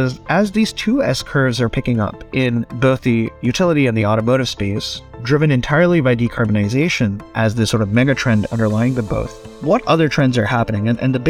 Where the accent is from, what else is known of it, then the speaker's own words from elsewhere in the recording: Cyprus; also born or lived in India; I was born in India, grew up most of my life in the Eastern Mediterranean, though out in Cyprus.